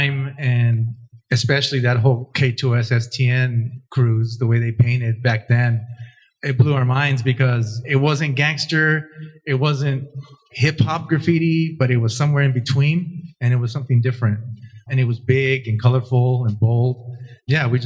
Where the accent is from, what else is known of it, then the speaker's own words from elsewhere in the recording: Alhambra, California, United States; I grew up in Alhambra, so the east side, San Gabriel Valley